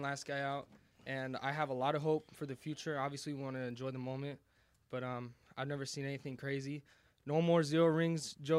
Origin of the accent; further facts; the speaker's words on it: California, United States; I'm from California.